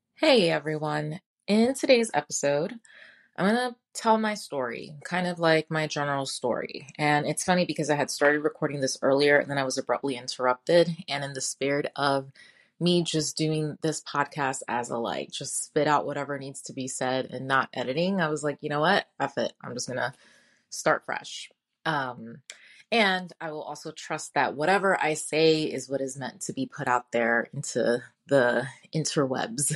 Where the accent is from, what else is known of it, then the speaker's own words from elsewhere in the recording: New York City, New York, United States; moved away; also born or lived in Kentucky; I was born in Brooklyn, New York, born and raised